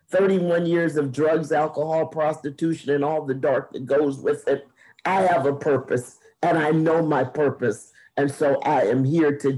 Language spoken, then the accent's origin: English; Shawnee, Oklahoma, United States; I was born in Shawnee, Oklahoma on February 9th. And that was 67 years ago.